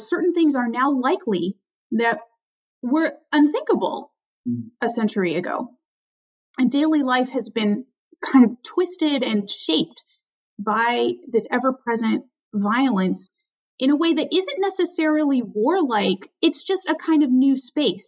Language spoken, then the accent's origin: English; Albany, California, United States; my hometown, Albany, California